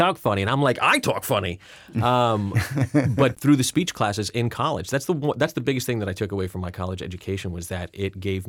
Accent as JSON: {"language": "English", "region": "Rhode Island", "country": "United States", "said": "I'll tell you why I have no distinguishable accent because, again, I'm from Rhode Island, so I should have one, and I used to have one."}